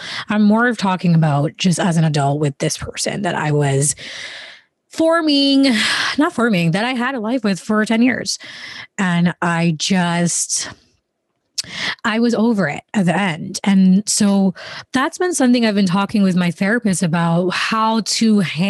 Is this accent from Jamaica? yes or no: yes; Jamaica; also born or lived in London, United Kingdom / Canada; now in United States; I was born in Jamaica. Then we lived there for most of the time. In the middle of that, I went to London and then we went back to Jamaica. And then we went to Canada. Then we came to America